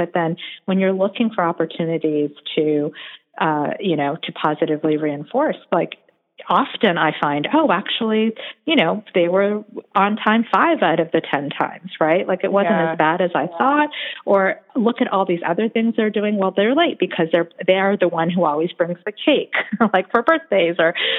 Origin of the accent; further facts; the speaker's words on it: South Korea; born there; one thing for me that was different is that I was born in Korea.